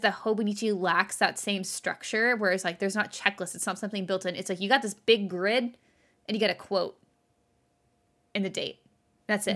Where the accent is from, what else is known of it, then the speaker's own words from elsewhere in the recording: Texas, United States; now in California, United States; I grew up in Texas